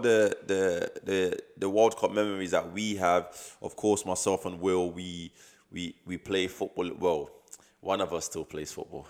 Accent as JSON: {"language": "English", "country": "Nigeria", "said": "me being Nigerian"}